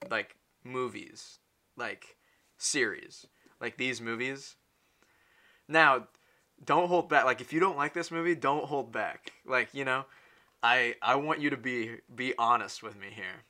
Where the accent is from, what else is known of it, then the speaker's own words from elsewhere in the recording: United States; I'm American